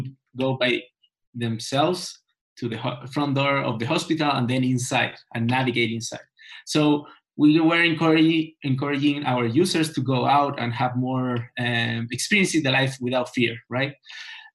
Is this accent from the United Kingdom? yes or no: no; Chile; I'm from Chile